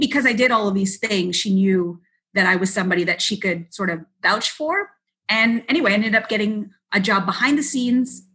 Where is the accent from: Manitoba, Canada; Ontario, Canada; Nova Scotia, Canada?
Ontario, Canada; Mississauga; It was a local show that we had in where I grew up in Mississauga.